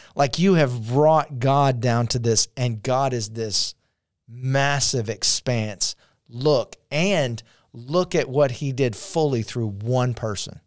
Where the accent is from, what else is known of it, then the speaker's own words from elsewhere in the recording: Shreveport, Louisiana, United States; we're from Shreveport, Louisiana